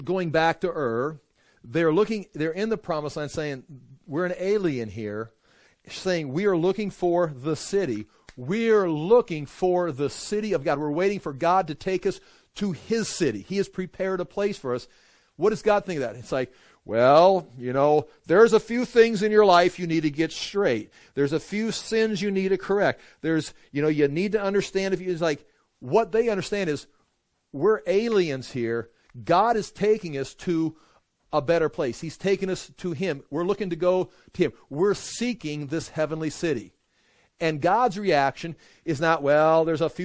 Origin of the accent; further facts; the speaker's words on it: United States; I'm an American